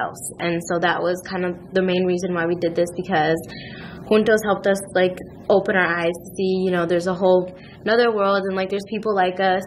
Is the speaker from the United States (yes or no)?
no; Mexico; I'm from Mexico